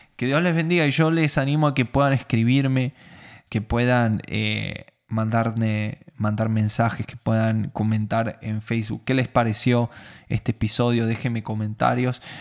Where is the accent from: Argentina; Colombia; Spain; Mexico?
Argentina; no soy judío, soy argentino